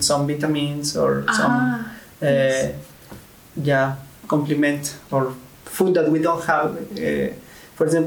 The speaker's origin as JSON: {"language": "English", "region": "Tlaxcala", "country": "Mexico", "also_born_or_lived": "Egypt / Lebanon", "moved": "as an adult", "lives_now": "Bulgaria"}